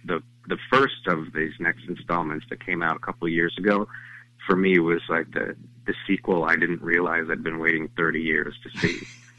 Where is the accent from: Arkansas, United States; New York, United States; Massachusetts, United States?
New York, United States; When I was a kid growing up in New York, dreaming of Broadway